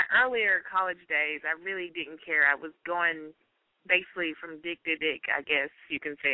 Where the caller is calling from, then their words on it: Georgia, United States; I'm calling from Georgia. How old are you? I'm 21. Well, 22.